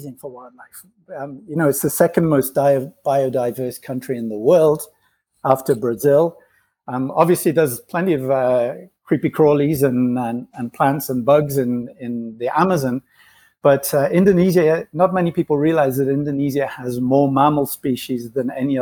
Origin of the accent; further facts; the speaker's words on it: England, United Kingdom; moved away as an adult; also born or lived in Ghana / Nigeria / Spain / Asia; I was born in England. I grew up, was partly raised in West Africa, in Ghana and Nigeria, then went back to England again.